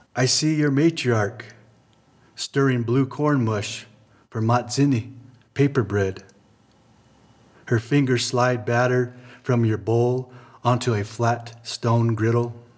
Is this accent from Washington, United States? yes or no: no; Laguna Pueblo, New Mexico, United States; I'm from Laguna Pueblo